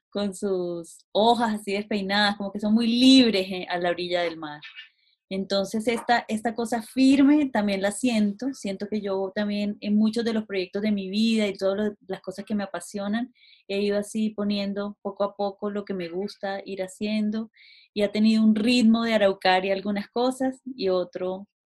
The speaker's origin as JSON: {"language": "Spanish", "town": "Cartagena", "region": "Bolívar", "country": "Colombia", "lives_now": "Chile", "said": "Yo nací en Colombia, en Cartagena de Indias, hace ya varios años."}